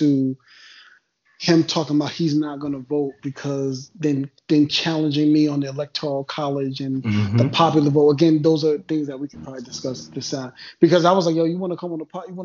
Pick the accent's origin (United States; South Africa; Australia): United States; New York; now in southern US state; I come from New York and I come from a certain area.